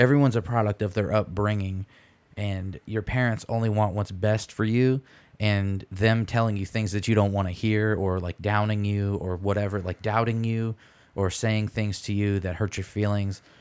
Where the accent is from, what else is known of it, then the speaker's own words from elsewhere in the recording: Michigan, United States; I'm from Michigan